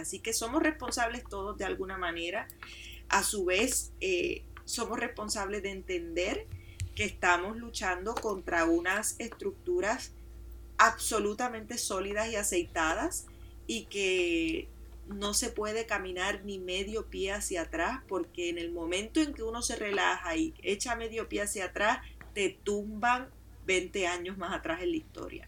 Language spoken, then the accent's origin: Spanish; Puerto Rico; a mí como mujer puertorriqueña